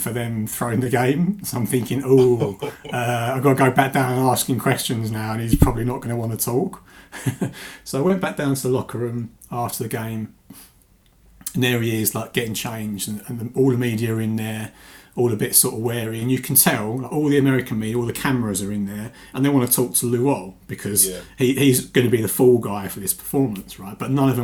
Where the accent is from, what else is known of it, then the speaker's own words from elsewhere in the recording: England, United Kingdom; I'm from England.